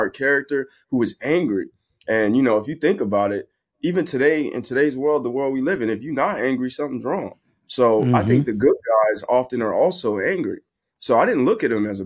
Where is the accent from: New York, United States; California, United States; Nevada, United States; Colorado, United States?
California, United States; San Bernardino; San Bernardino is where I'm from, which is, you know, right near L.A.